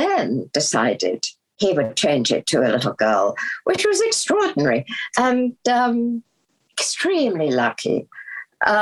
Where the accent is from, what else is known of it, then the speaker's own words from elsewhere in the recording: United Kingdom; also born or lived in London / Sussex; I was born in London and raised, you know, just outside London and also on a farm in the middle of Sussex